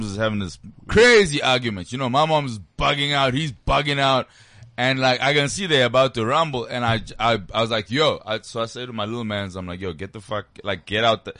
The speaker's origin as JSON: {"language": "English", "town": "Johannesburg", "region": "Gauteng", "country": "South Africa", "said": "I'm from Joburg."}